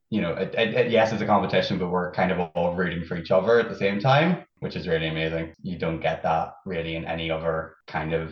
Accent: Fermanagh, Northern Ireland, United Kingdom; now in Belfast, United Kingdom; I'm not even from Belfast originally. I'm from Fermanagh, like.

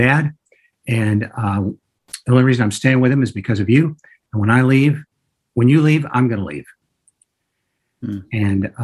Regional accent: Joliet, Illinois, United States; moved away as an adult; Joliet is my hometown. I love Joliet. I went to Joliet Central High School. Played basketball and baseball and did all kinds of other things there. Was born in Joliet and raised there until I went to college

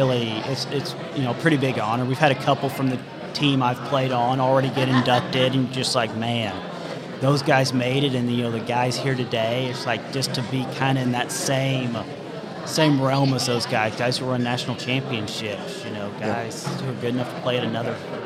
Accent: Stillwater, Oklahoma, United States; Originally from Stillwater

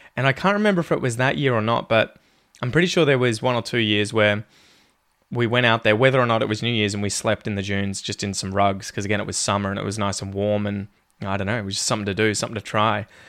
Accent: Ocean Grove, Victoria, Australia; I was growing up in Ocean Grove

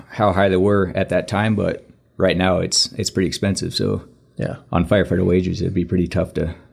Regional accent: Phoenix, Arizona, United States; also born or lived in New River, Arizona; now in Prescott, United States; I grew up down in Phoenix, and then I moved to New River uh, about three and a half years before I got hired.

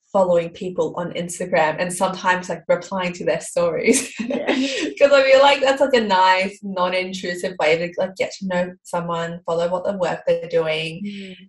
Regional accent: Melbourne, Victoria, Australia; I'm from Melbourne.

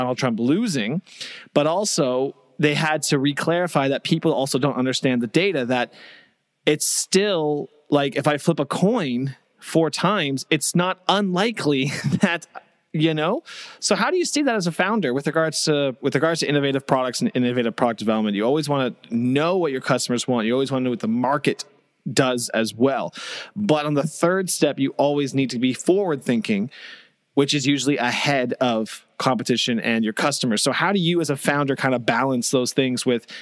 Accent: Canada; I'm Canadian, so I'm not American

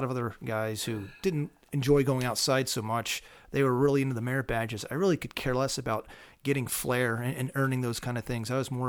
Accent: Pennsylvania, United States; Well, I grew up here in Pennsylvania. I grew up in southern Lancaster County.

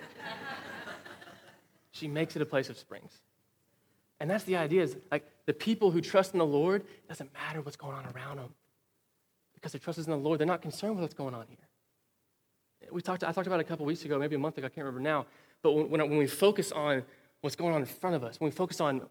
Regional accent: Wichita Falls, Texas, United States; I grew up here in Wichita Falls

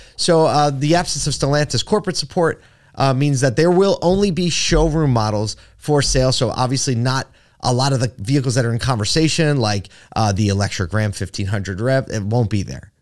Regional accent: Philadelphia, Pennsylvania, United States; now in Syracuse, United States; I grew up in Philly

